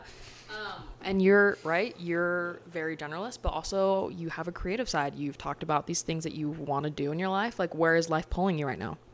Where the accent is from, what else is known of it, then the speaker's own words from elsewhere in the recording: Utah, United States; I'm from Utah